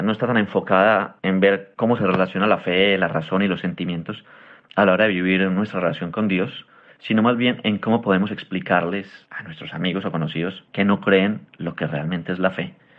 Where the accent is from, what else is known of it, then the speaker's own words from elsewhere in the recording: Medellín, Antioquia, Colombia; soy de Medellín, Colombia